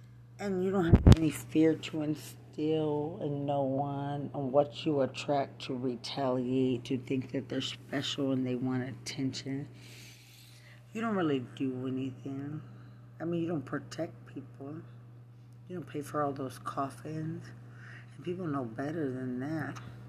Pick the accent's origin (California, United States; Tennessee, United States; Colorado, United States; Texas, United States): Texas, United States; Lubbock; and I'm from Lubbock, Texas.